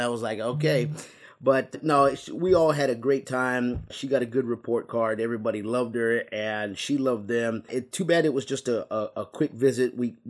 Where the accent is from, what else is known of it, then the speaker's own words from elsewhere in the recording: San Antonio, Texas, United States; now in Houston, United States; even though I'm from originally from San Antonio, and I do like the Spurs, but living in Houston for a while